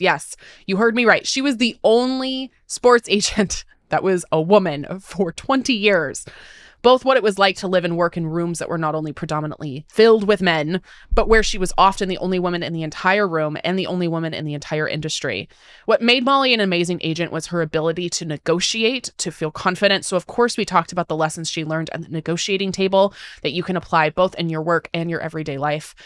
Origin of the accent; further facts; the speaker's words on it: Tacoma, Washington, United States; also born or lived in Seattle; I was raised in Tacoma, which is about an hour outside of Seattle.